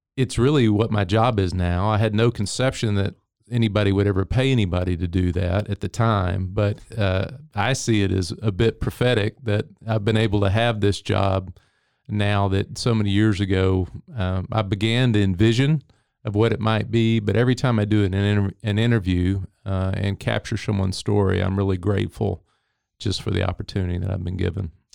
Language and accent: English; Henderson, Texas, United States; moved away as an adult; also born or lived in California; Henderson, Texas, which is where I'm from.